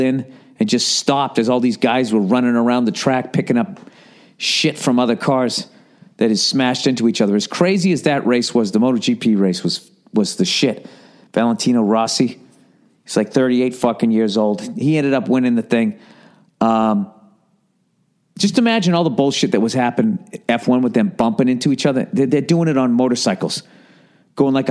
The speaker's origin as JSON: {"language": "English", "town": "Boston", "region": "Massachusetts", "country": "United States", "said": "I'm from Boston"}